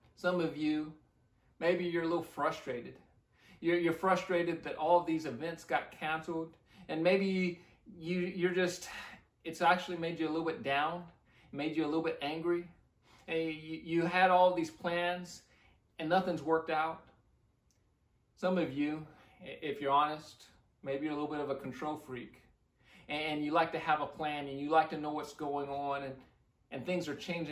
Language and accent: English; Midwest, United States; now in Leon Valley, United States; I grew up in the Midwest